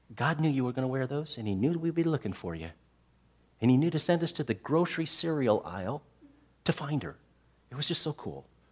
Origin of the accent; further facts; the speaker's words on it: Tucson, Arizona, United States; I grew up in Tucson, Arizona